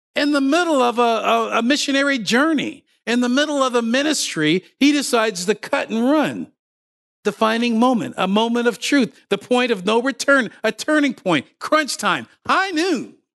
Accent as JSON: {"language": "English", "region": "Ontario", "country": "Canada", "tie": "born or raised there", "also_born_or_lived": "Windsor, Ontario", "moved": "as an adult", "lives_now": "Nova Scotia, Canada", "said": "I was raised in Ontario."}